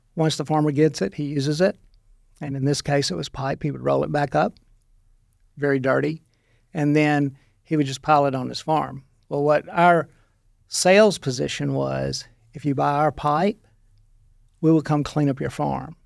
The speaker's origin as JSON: {"language": "English", "town": "Monroe", "region": "Louisiana", "country": "United States", "also_born_or_lived": "Stuttgart, Arkansas", "moved": "as an adult", "lives_now": "Arkansas, United States", "said": "I'm from Louisiana"}